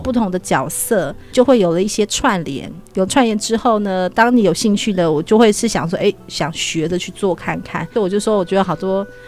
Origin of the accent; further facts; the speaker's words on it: Taiwan; moved away; 我是布农族的